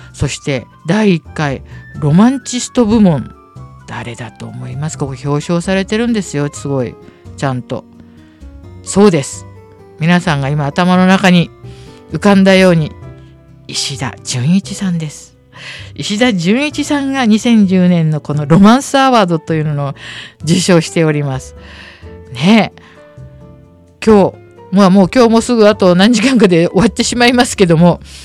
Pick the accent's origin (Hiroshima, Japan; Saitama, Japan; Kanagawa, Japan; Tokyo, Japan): Tokyo, Japan; 下町のね向島生まれ育ちで